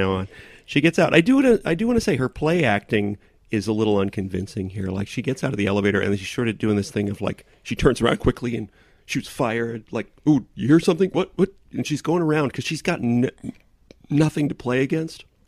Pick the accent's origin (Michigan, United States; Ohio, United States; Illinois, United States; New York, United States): New York, United States